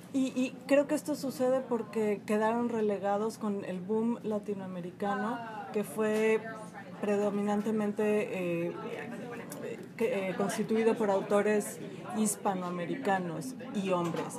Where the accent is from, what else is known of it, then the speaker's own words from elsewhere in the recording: Mexico; moved away as an adult; now in Chicago, United States; yo soy mexicana, tengo cuatro años aquí en Chicago